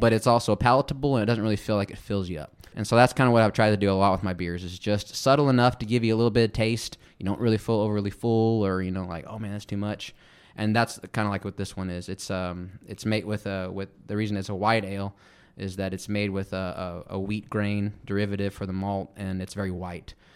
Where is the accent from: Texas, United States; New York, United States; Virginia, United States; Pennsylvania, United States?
Texas, United States; Midland; I'm from Midland, Odessa, that way